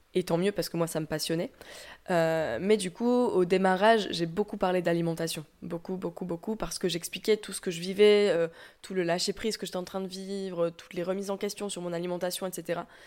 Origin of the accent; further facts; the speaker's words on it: south-west France, France; now in Lyon, France; j'habite actuellement à Lyon, mais je viens plutôt du sud-ouest de la France